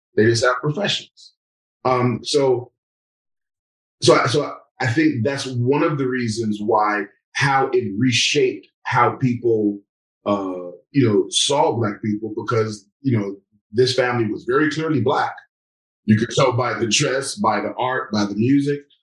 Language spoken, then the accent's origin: English; New York, United States; growing up in New York where people don't care who you are